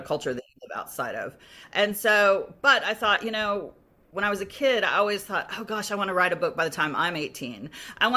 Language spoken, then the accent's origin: English; Tulsa, Oklahoma, United States; moved away; also born or lived in Dallas, Texas; I'm Cherokee, so, but I grew up in Tulsa